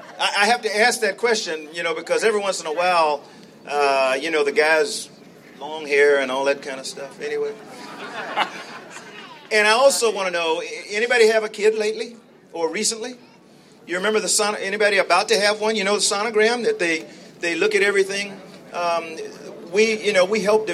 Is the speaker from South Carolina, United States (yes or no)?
yes; South Carolina, United States; moved away; I grew up in South Carolina